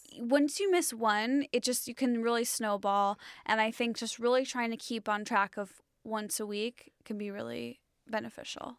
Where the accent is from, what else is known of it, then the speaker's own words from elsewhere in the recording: Illinois, United States; I grew up in Illinois.